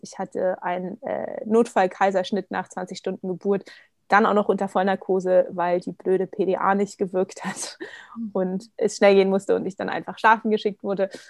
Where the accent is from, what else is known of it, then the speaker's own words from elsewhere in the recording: Berlin, Germany; moved away as an adult; now in Vienna, Austria; gebürtige Berlinerin, wohne jetzt aber seit ähm, gut zwei Jahren mit meinem Partner in Wien